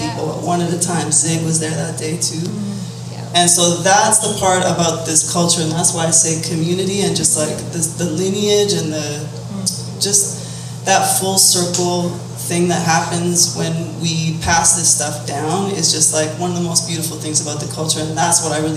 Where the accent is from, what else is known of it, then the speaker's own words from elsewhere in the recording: a small town just south of Calgary, Alberta, Canada; I'm from Calgary, a small town just south of Calgary